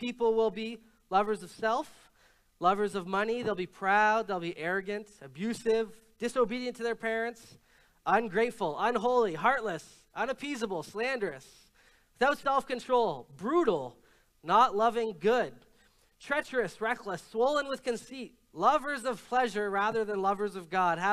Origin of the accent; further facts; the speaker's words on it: Canada; no, I'm not American, I'm Canadian